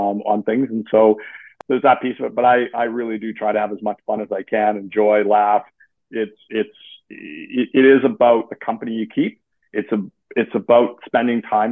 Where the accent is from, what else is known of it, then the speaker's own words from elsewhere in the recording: Western Canada, Canada; moved away as an adult; now in Eastern Canada; I grew up in Canada. I did. I grew up in Western Canada. I've migrated to Eastern Canada